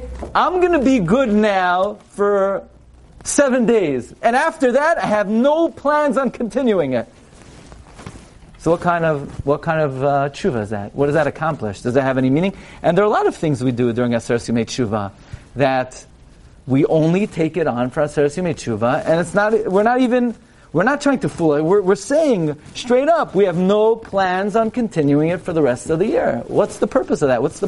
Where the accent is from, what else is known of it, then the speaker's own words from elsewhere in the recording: New York City, New York, United States; when I was a bachur, I grew up in Flatbush. Flatbush is in a planet called New York